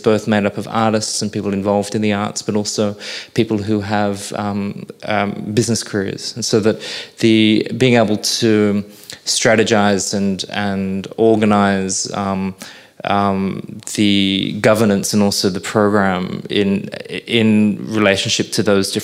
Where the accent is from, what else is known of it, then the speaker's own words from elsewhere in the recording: Sydney, New South Wales, Australia; now in Brisbane, Australia; I was born in Sydney